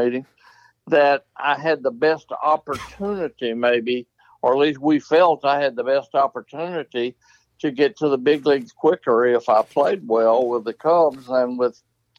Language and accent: English; Arkansas, United States; I grew up in Arkansas and I was an Arkansas fan